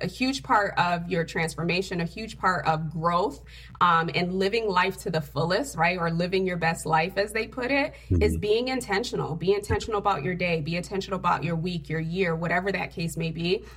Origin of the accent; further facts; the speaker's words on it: Connecticut, United States; also born or lived in Haiti; I'm actually an immigrant from Haiti, a uh, third world country. Came here at the age of four um, with my father, and I grew up in Connecticut